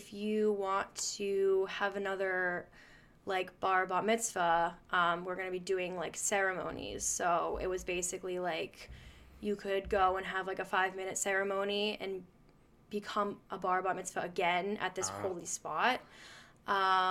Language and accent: English; Melrose, Massachusetts, United States; growing up in Melrose, where I'm from, our temple's really small in Melrose